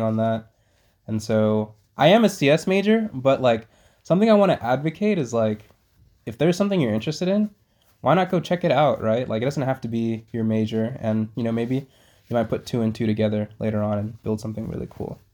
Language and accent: English; Iowa, United States; I was born in Iowa